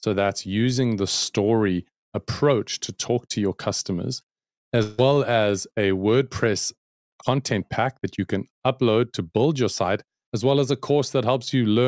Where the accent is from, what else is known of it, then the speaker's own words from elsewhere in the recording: South Africa; I'm a South African, born and bred and based in South Africa, working for an American company called clearbrand.com.